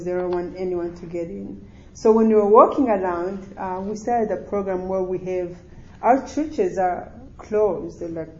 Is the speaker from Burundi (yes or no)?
yes; Burundi; English is a second language; moved away; also born or lived in Rwanda; I'm Burundi and grew up in Burundi